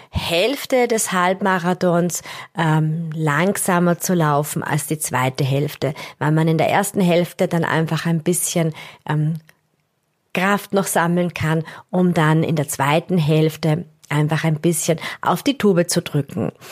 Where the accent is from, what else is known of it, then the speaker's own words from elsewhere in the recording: Austria; Das ist für uns als, als Österreicher natürlich einmal was ganz anderes. Wir haben relativ oft Höhenmeter äh, bei Wettkämpfen dabei.